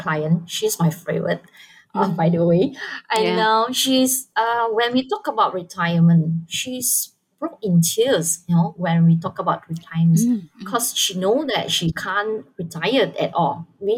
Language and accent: English; Malaysia; I'm from Malaysia